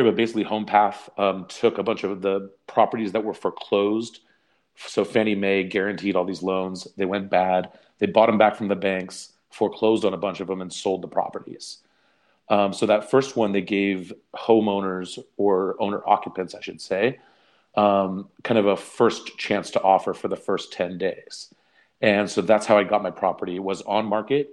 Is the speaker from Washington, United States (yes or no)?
no; San Francisco Bay Area, California, United States; also born or lived in Central Coast, California; I'm from the San Francisco Bay Area after the Central Coast